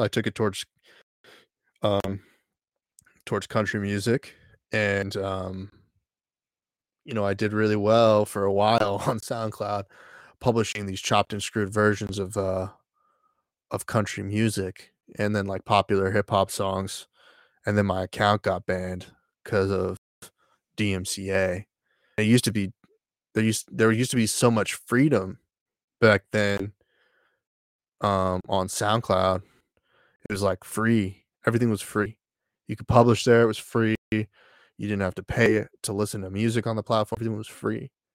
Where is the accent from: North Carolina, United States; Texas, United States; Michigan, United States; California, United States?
Texas, United States; I grew up in Texas